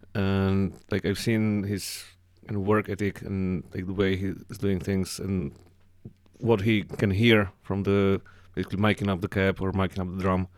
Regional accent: Slovakia; born or raised there; also born or lived in East Slovakia; now in Cork, Ireland

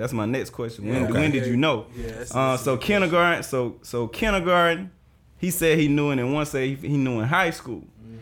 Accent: South Georgia, United States; I'm from South Georgia

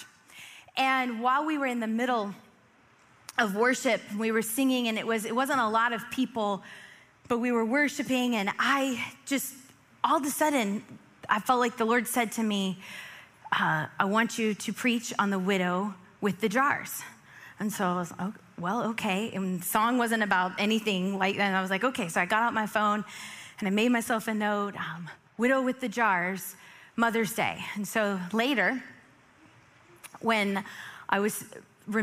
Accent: Florida, United States; We grew up in Florida

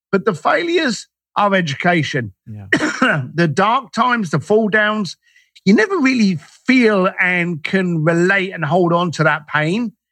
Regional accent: London, United Kingdom; as a Irish lad growing up in East London, I was ignorant to anything.

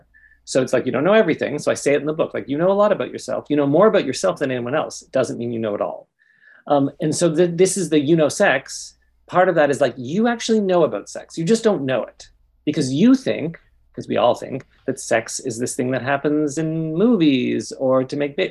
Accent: Toronto, Ontario, Canada; I grew up in Toronto.

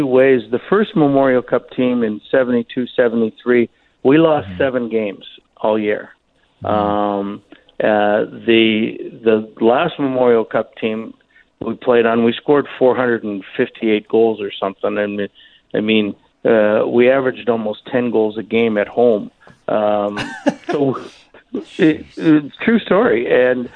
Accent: Toronto, Ontario, Canada; moved away; growing up in Toronto

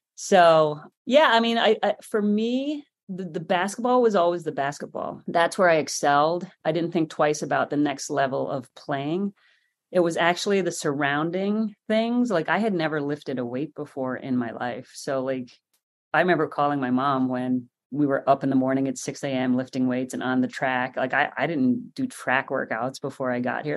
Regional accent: Ireland; moved away as an adult; now in United States; I like being Irish.

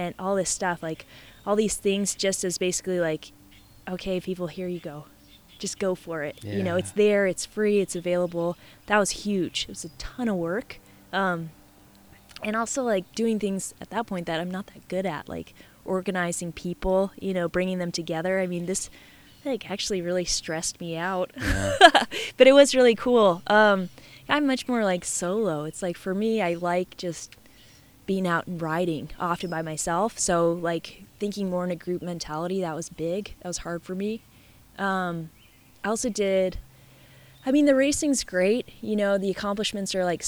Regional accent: Alaska, United States; my home state

